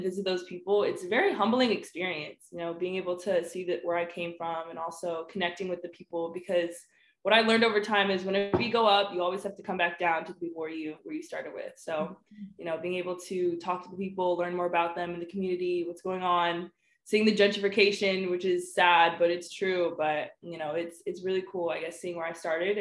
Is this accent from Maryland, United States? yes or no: yes; Oxon Hill, Maryland, United States; I'm from Oxon Hill. A lot of people don't know. It's pretty ghetto there.